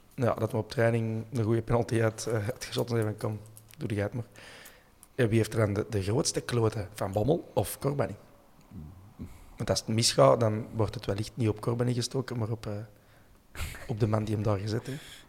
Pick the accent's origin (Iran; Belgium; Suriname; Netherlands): Belgium; Brasschaat, Flanders; Ik ben van Breschalt en altijd geconfronteerd geweest met een invasie van Hollanders